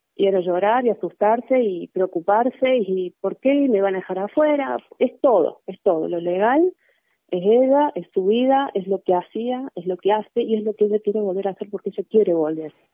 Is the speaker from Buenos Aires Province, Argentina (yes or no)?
no; Cosquín, Córdoba, Argentina; nosotros somos de Cosquín